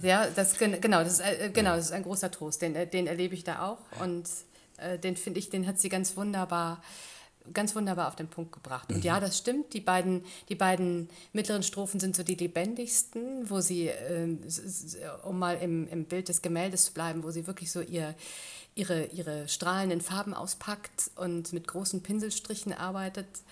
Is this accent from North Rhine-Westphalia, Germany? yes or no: yes; near Wuppertal, North Rhine-Westphalia, Germany; now in Tating, Germany; in Nordrhein-Westfalen, in Wuppertal, direkt neben, äh, fast neben meinem Geburtsort